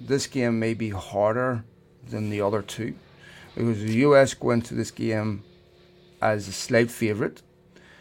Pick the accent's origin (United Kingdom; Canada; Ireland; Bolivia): Ireland; now in United States; I'm Irish